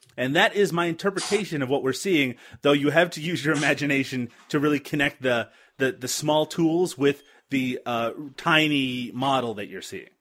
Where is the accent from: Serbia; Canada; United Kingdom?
Canada; I'm Canadian.